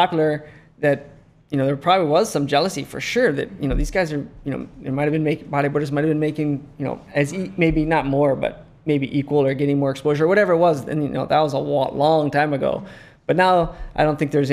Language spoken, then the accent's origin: English; Lihue, Hawaii, United States; born or raised there